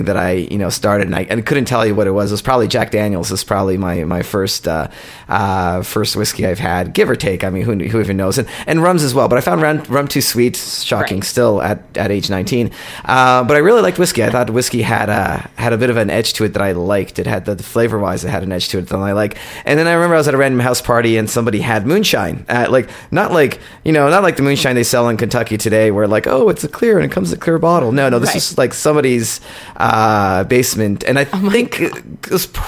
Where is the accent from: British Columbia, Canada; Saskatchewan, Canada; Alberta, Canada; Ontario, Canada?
Ontario, Canada; born or raised there; also born or lived in Poland